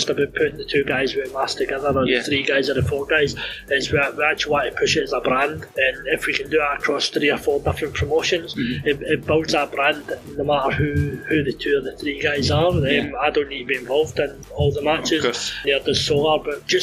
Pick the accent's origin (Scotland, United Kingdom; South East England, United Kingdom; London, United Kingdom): Scotland, United Kingdom; Greenock; my hometown show